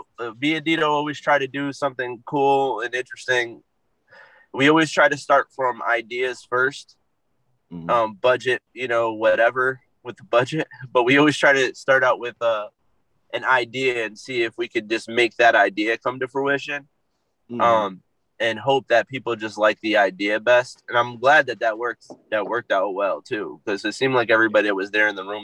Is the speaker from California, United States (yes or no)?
no; Waterbury, Connecticut, United States; I was born and raised in Waterbury, Connecticut.